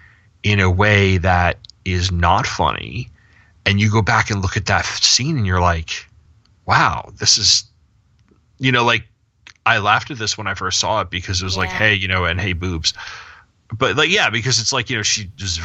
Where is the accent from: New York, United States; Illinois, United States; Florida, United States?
New York, United States; I'm from New York